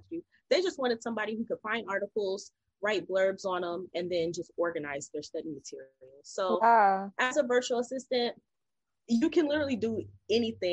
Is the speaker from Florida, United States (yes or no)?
no; North Carolina, United States; I'm originally from North Carolina. I grew up with my mom, my dad, and my sister